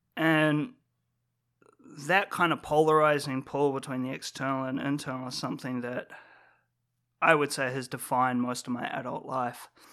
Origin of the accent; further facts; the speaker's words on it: New Zealand; growing up in New Zealand